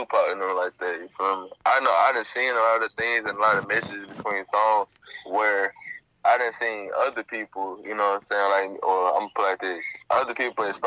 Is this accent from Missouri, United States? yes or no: yes; Kansas City, Missouri, United States; also born or lived in Gulfport, Mississippi; I'm originally from Gulfport, Mississippi, but I'm raised up in Kansas City, Missouri.